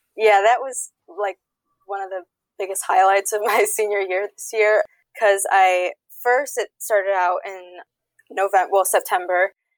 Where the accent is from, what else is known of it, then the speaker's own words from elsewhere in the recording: suburb near Detroit, Michigan, United States; I'm from Michigan, suburb near Detroit